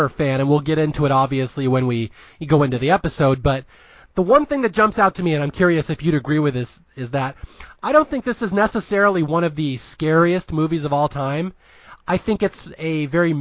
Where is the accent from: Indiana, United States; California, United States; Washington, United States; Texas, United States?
Washington, United States; Seattle; I am from Seattle, Washington, a proud Northwesterner